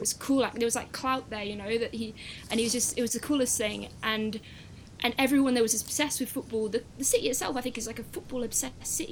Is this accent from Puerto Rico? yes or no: no; Cardiff, Wales, United Kingdom; I come from Cardiff